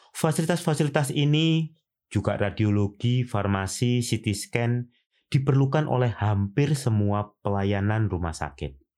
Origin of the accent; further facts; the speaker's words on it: Indonesia; saya orang Indonesia